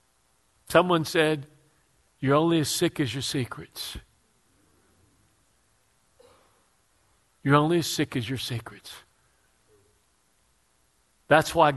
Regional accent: Houston, Texas, United States; I grew up poor in the Mexican ghetto of Houston

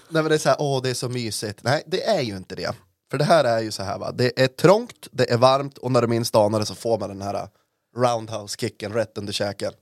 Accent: Norrland, Sweden; jag är en norrlänning

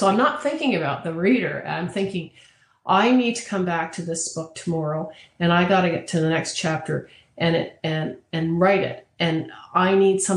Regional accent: Toronto, Ontario, Canada; I grew up in Toronto. I was born and raised there, educated there

